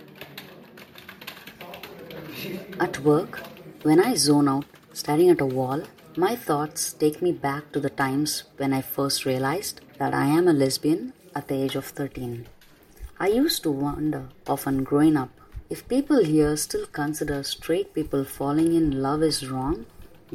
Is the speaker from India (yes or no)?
yes; Chennai, Tamil Nadu, India; first language Tamil; English is a second language; My mother tongue is Tamil, I'm going to give you an insight about my hometown, Chennai City.